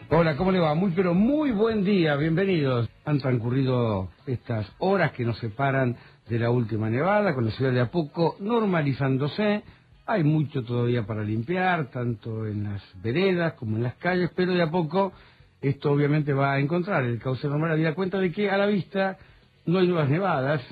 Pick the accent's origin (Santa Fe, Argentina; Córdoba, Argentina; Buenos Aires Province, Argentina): Buenos Aires Province, Argentina; Bolívar; moved away as an adult; now in Ushuaia, Argentina; mi vida nace en el interior en, la localidad de Bolívar, en provincia de Buenos Aires